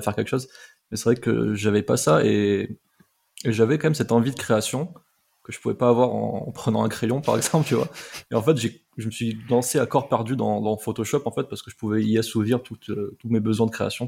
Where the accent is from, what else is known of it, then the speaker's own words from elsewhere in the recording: Montpellier, Occitania, France; je suis de Montpellier à la base. Et euh, comme c'était à Montpellier, je me suis dit, bah, c'est top, il y a une école de, ce que je veux faire, en fait, dans ma ville, quoi. Et c'était vraiment genre à 15 minutes à pied de chez moi